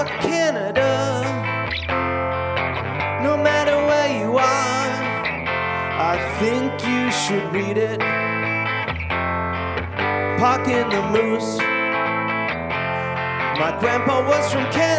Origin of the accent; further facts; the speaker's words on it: United States; I'm from America